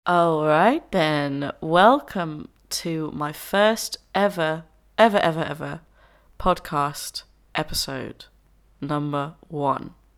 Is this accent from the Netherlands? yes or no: yes; Enschede, Overijssel, Netherlands; moved away as an adult; now in Brighton, United Kingdom; I'm originally Dutch. I am from the Netherlands. Uh, I grew up there. I was born there, um, in a little town called Enschede